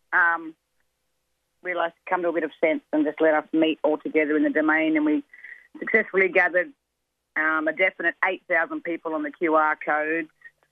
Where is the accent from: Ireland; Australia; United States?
Australia; Gumbaynggirr, Dunghutti and Bundjalung nations, mid-north coast of New South Wales; I'm from the Goombangia, Dungari and Bundjalung nations, three nations on the mid-north coast of New South Wales